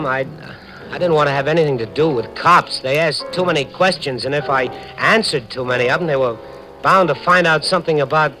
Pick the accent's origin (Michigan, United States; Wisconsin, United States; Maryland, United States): Wisconsin, United States; Milwaukee